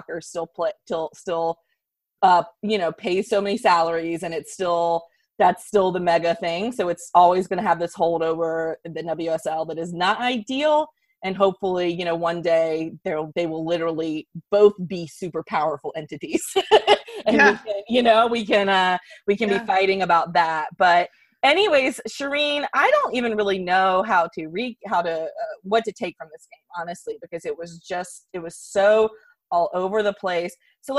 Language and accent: English; United States; I like all bulldozing. I'm very American in that way.